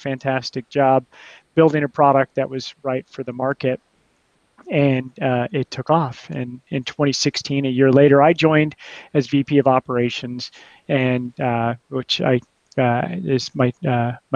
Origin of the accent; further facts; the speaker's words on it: United States; moved away as an adult; also born or lived in Mexico; now in Portugal; I'm an American